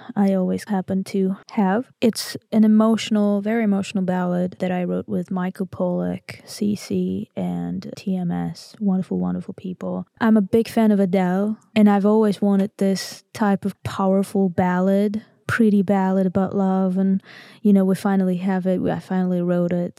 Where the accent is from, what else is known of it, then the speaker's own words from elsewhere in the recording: Armenia; English is a second language; I'm from Armenia